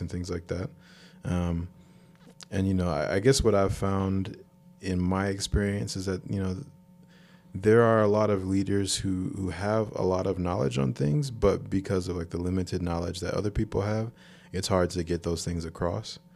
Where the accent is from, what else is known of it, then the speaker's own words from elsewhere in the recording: United States; since I grew up here, this is all I've ever known. I've never been to Africa